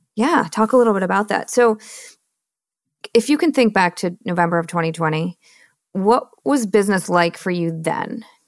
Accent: Michigan, United States; moved away; also born or lived in Austin, Texas; I'm born and raised in Michigan

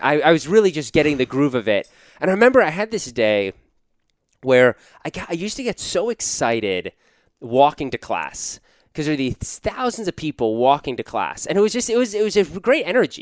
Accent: Washington, District of Columbia, United States; moved away as an adult; also born or lived in Wisconsin; I grew up in Washington, D C

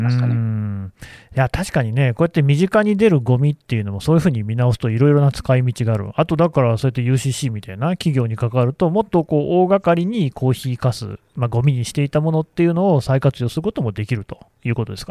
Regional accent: Nagoya, Aichi, Japan; now in Tokyo, Japan; 私もともと名古屋の出身で、今、東京に住んでるんですけどね

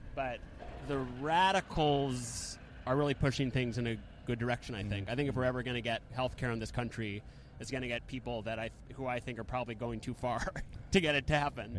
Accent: New York, United States; my hometown in New York

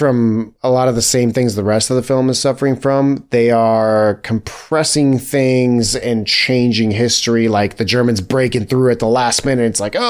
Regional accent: United States; we're American.

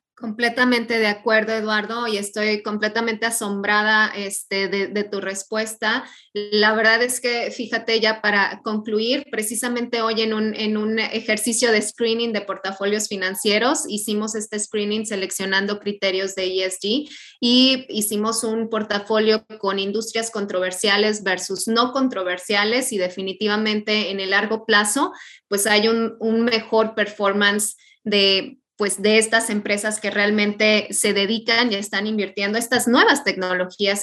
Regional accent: Santo Domingo Tehuantepec, Oaxaca, Mexico; yo soy de Oaxaca, del Istmo, precisamente de Tehuantepec

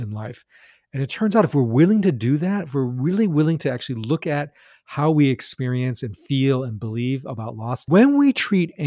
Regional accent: United States; I grew up in Chinese American

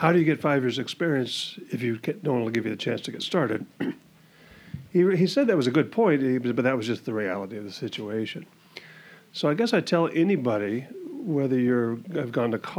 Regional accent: Washington, United States; also born or lived in Everett, Washington / Gig Harbor, Washington; now in Camano Island, United States; born and raised in Washington, I was born in Everett. Grew up kind of in between Bellevue, Renton, and Issaquah

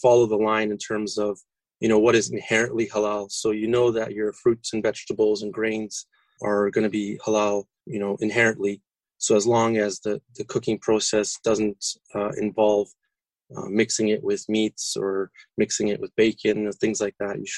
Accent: Toronto, Ontario, Canada; now in Orlando, United States; I was born and raised in Toronto

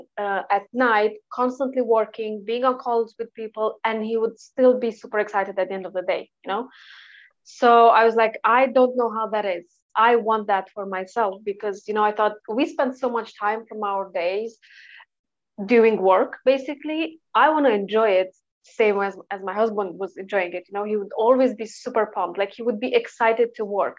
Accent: Romania; moved away as an adult; now in Sheffield, United Kingdom; I'm originally from Eastern Europe, and then I straight away moved to the UK straight after uni.

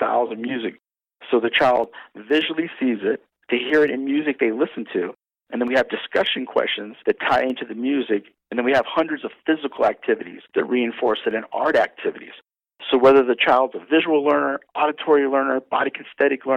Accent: Maryland, United States; I'm from Maryland. Maryland's the crab state

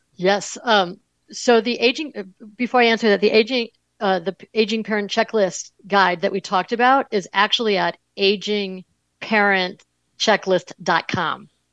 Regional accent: Buffalo, New York, United States; I grew up in Buffalo, New York

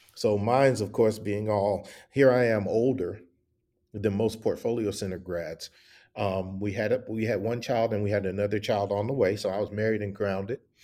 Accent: the South, United States; also born or lived in Atlanta / Milwaukee / Columbus, Ohio / Dallas; I grew up in the South

